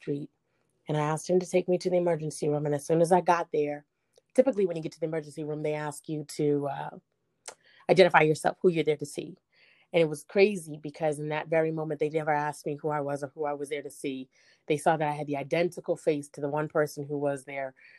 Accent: Boston, Massachusetts, United States; I'm from Boston, Massachusetts

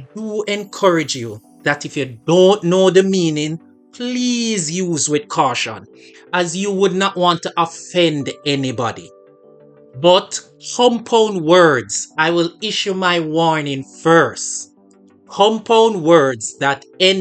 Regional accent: Jamaica; As a Jamaican

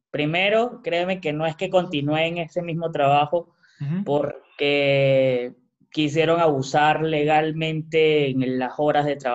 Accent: Peru; moved away as an adult; Sin embargo, como bueno, soy peruano, tengo familia y llegué directamente a un lugar.

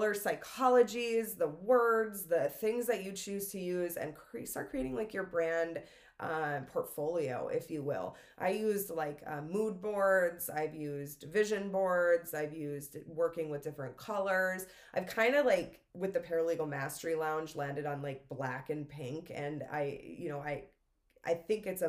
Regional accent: Minnesota, United States; moved away; I'm originally from Minnesota. It's Minnesota in me of like just saying sorry

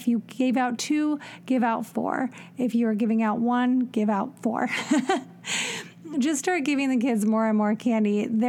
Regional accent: Elyria, Ohio, United States; When I was growing up in Elyria, Ohio

